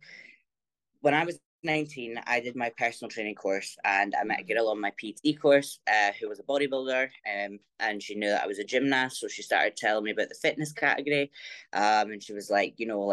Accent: near Dundee and Aberdeen, Scotland, United Kingdom; I am from Scotland, kind of beside like Dundee, Aberdeen, up that way

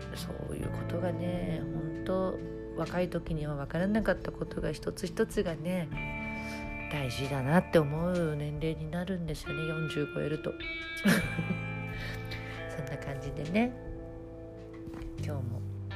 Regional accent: Tokyo, Japan; 私とかはちょっと両親も東京の人だったんでね

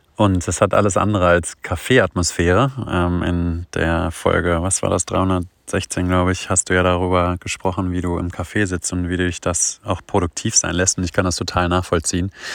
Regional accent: towards Göttingen, Hannover, Lower Saxony, Germany; ich komme ja so aus dem Norden, so Richtung Göttingen, Hannover

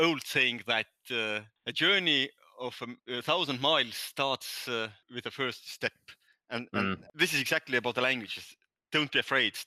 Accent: Estonia; accent: Nordic; first language Estonian; English is a second language; My native language is Estonian. That's why I have this weird accent, Nordic accent.

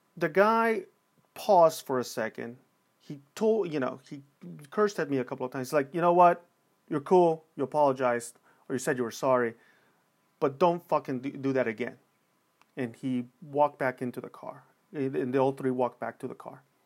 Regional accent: Los Angeles, California, United States; born or raised there

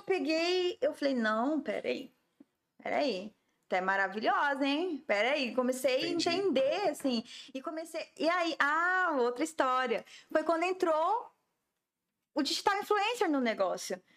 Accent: Jaciara, Mato Grosso, Brazil; now in Campo Grande, Brazil; eu sou nascida em Jaciara, Mato Grosso, né?

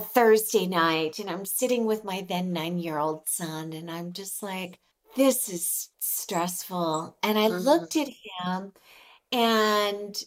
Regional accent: California, United States; moved away as an adult; now in Mexico; I'm originally from California

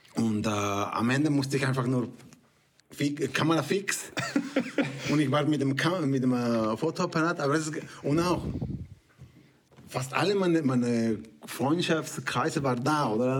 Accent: Mexico; German is a second language; moved away as an adult; also born or lived in Canada; now in Switzerland; ich komme aus Mexiko. Ähm, ähm, seit 20 Jahren schon in die Schweiz.

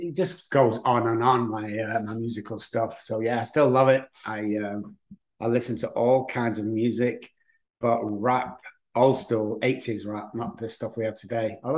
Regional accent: Manchester, North West England, United Kingdom; now in San Antonio, United States; I live in San Antonio, Texas, but as you can tell by the voice, I'm from England, Manchester

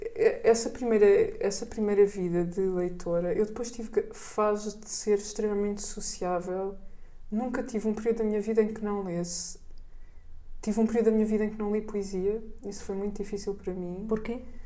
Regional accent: Portugal; havia uma boa biblioteca da Gulbenkian na pequena vila onde eu cresci

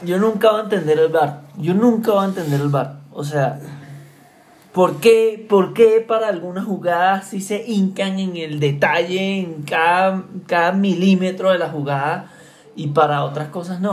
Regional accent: Venezuela; yo como venezolano

